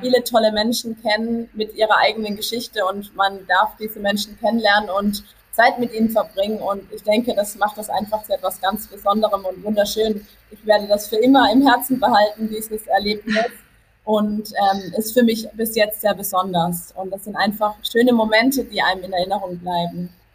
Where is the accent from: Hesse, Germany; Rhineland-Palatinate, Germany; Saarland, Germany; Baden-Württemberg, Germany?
Baden-Württemberg, Germany; Karlsruhe area; Ich komme aus dem Karlsruher Bereich